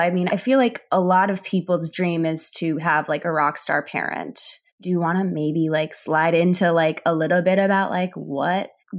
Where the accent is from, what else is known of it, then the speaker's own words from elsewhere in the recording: Chicago, Illinois, United States; I grew up in Chicago, in the city of Chicago